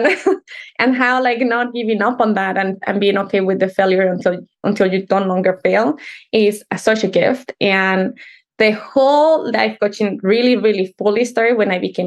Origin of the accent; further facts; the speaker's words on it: Mexico City, Mexico; English is a second language; moved away; I was definitely born and raised in Mexico City